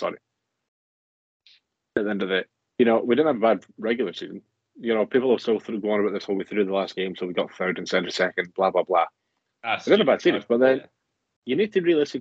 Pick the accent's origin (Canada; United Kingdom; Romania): United Kingdom; Scotland; as a Scottish man